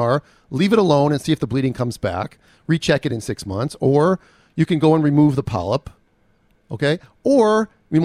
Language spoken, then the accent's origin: English; Minnesota, United States; I'm from Minnesota